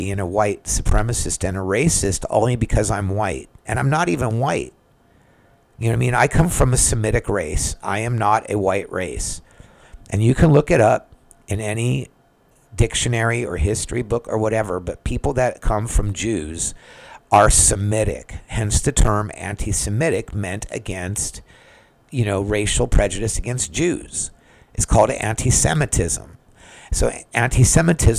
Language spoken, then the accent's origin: English; United States; I'm just an American